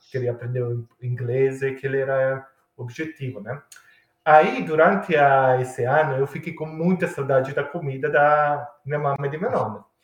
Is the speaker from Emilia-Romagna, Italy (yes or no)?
no; Milan, Lombardy, Italy; Portuguese is a second language; now in Australia; licor que é feito na minha cidade, em Milão